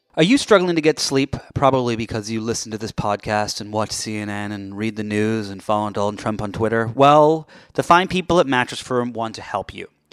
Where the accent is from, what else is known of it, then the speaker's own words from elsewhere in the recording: United Kingdom; I'm British